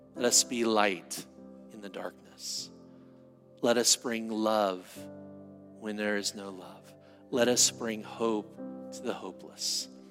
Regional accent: San Diego, California, United States; I'm from San Diego

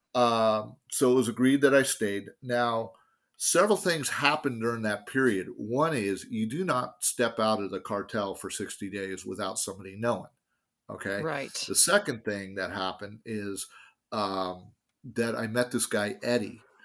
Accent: San Francisco, California, United States; I grew up in San Francisco

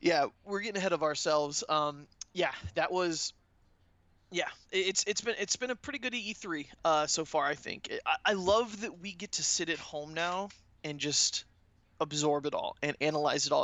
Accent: Orlando, Florida, United States; I'm from Orlando

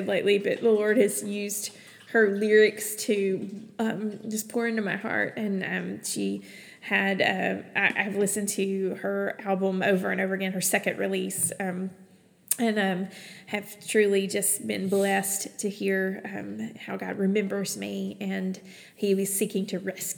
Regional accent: Alabama, United States; moved away as an adult; also born or lived in Kentucky / Texas; I'm from Alabama originally.

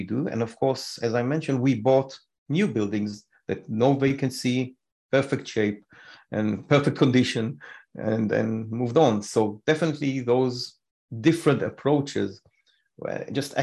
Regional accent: Israel; moved away as an adult; We came from Israel.

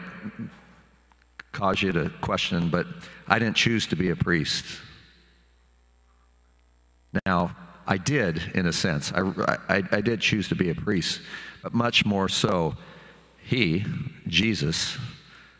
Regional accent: Sublimity, Oregon, United States; growing up in Sublimity, Oregon

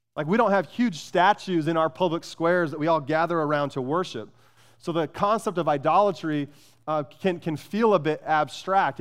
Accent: Phoenix, Arizona, United States; I grew up in Phoenix

